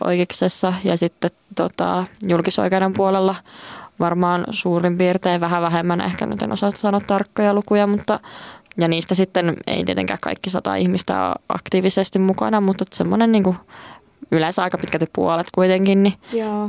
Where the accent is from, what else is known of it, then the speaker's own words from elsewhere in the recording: Kuopio, North Savo, Finland; moved away as an adult; now in Joensuu, Finland; kotikotiin menin Kuopioon, eli Savosta, Savosta